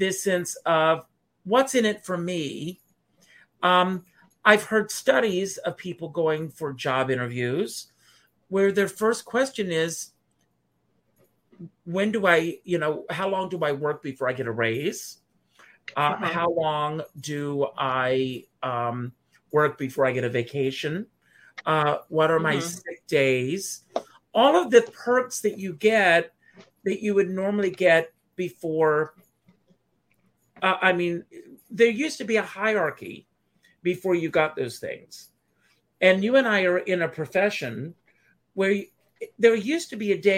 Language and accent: English; South Carolina, United States; I grew up in a small town, and I grew up in South Carolina